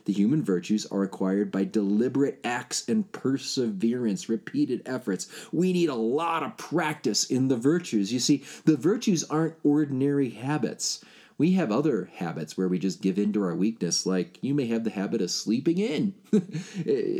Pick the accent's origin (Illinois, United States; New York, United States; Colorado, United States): Illinois, United States; Chicago; I grew up in Chicago